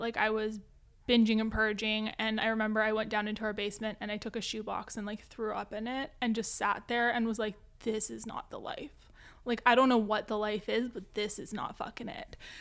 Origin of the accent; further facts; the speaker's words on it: Vancouver, British Columbia, Canada; I'm from Vancouver, Canada